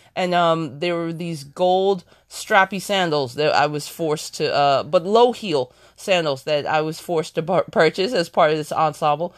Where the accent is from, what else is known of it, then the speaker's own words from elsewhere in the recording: Ohio, United States; moved away; also born or lived in New York City; I'm originally from Ohio, but I did, I, I did live in New York for ten years